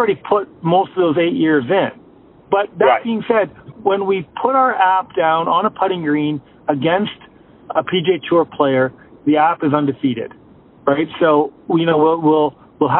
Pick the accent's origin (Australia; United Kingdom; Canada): Canada; I'm Canadian